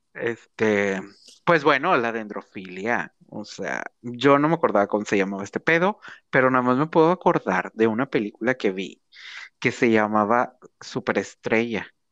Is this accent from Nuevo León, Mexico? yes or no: yes; Monterrey, Nuevo León, Mexico